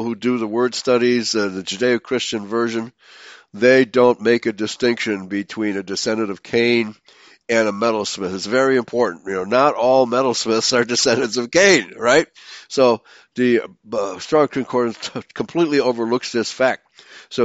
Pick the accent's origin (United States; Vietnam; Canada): United States; Chicago, Illinois; growing up in Chicago